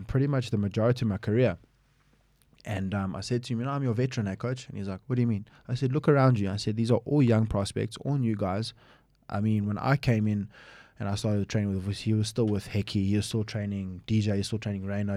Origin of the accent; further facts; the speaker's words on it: United Kingdom; also born or lived in Manchester; now in South Africa; I grew up in the U K for majority of my life